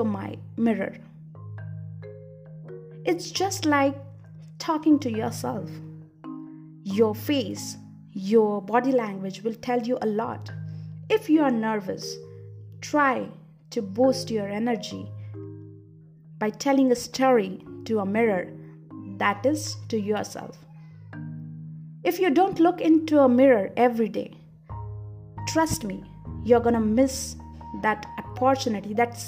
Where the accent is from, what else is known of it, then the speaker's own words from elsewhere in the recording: India; Being Indian, I have been taught to worship from my childhood.